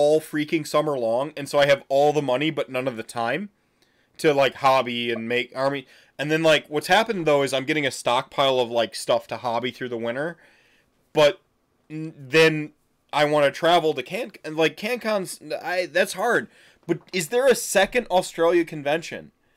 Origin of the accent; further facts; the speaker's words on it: Wisconsin, United States; I'm from Wisconsin